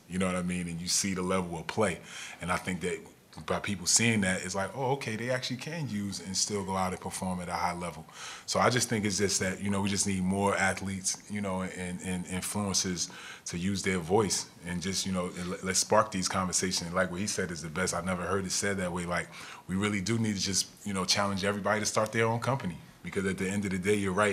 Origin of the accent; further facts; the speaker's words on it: New Jersey, United States; I grew up in New Jersey